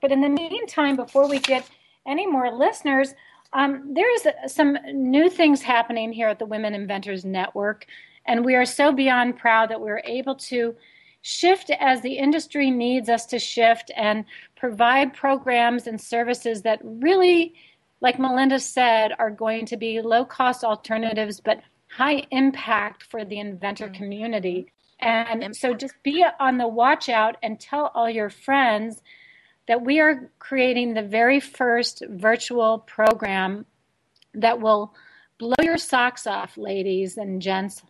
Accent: Chicago, Illinois, United States; Chicago, even that it's my hometown

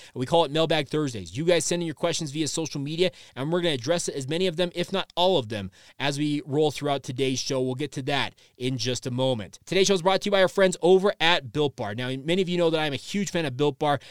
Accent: Orem, Utah, United States; I grew up in Orem, Utah, went to B Y U games my entire life

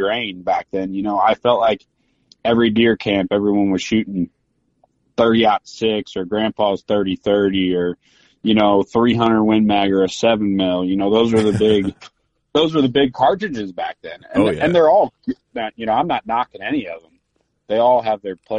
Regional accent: Southern Illinois, United States; I grew up in Southern Illinois, but I was only 45 minutes from the Mississippi River

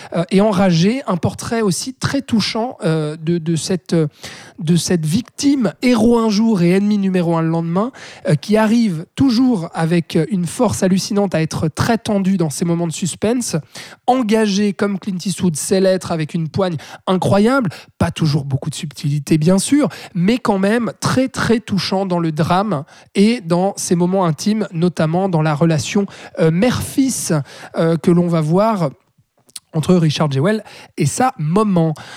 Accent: Switzerland; chez nous en Suisse

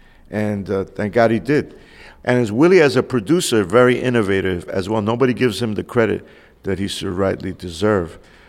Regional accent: New York, United States; as a New Yorker, my Spanish was not the best.

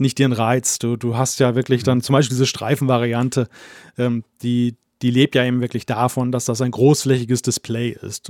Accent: Germany; komme ja nun aus dem Datenschutzland Deutschland.

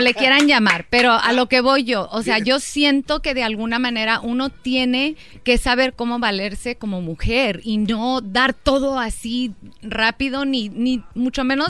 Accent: Durango, Mexico; somos de Durango

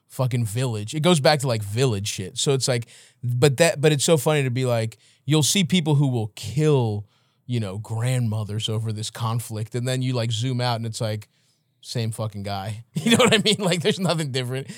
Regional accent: Baltimore, Maryland, United States; I'm coming from Baltimore

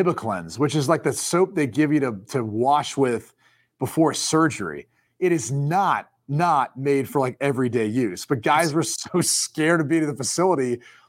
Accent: Dublin, Ohio, United States; I'm from Dublin, Ohio?

